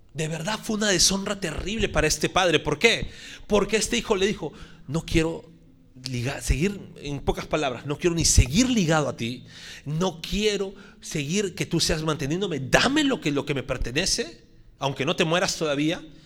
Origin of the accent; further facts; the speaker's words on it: Puerto Rico; estoy hablando como puertorriqueño